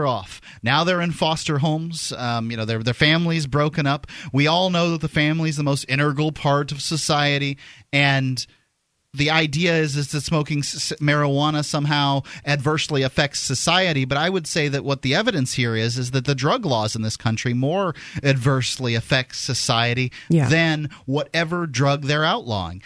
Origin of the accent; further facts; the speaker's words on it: Florida, United States; moved away; I'm from Florida